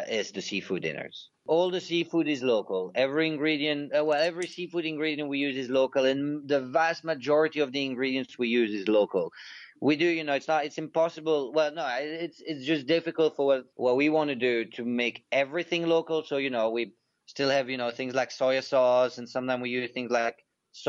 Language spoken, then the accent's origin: English; Belgium; moved away; growing up in Belgium